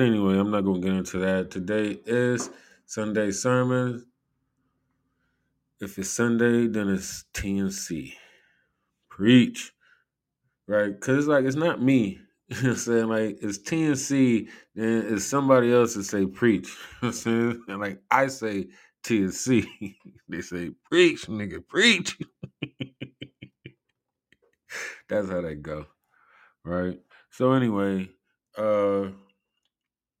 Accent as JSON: {"language": "English", "country": "United States", "said": "I am an American"}